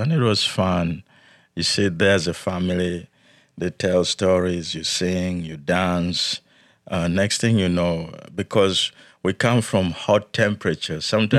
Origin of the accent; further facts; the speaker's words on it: Yei, Central Equatoria, South Sudan; moved away; also born or lived in Soweto; Yes, I was born in South Sudan